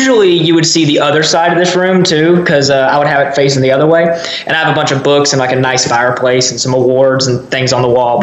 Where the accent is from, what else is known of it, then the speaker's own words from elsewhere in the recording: near the Alabama line, south of the Blue Ridge area, Georgia, United States; where I live right on the Alabama line. I grew up around there.